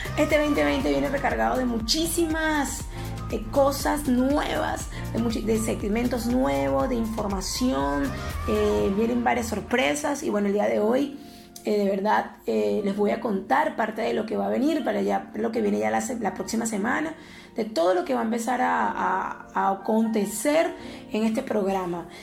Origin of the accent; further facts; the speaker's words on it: Venezuela; yo que soy venezolana